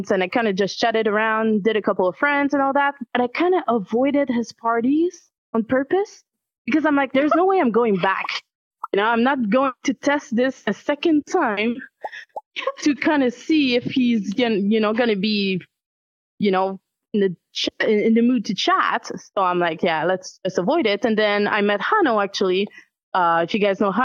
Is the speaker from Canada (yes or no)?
yes; Canada; as a Canadian